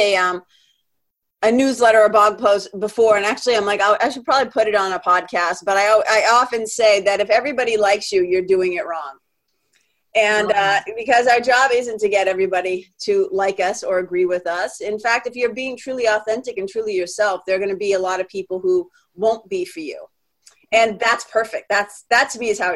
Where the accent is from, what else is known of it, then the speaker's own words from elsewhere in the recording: Lawrence, Massachusetts, United States; accent: Boston; I'm a kid from Lawrence, Mass., Boston. That's like 30 miles north of Boston. I'm a Boston kid.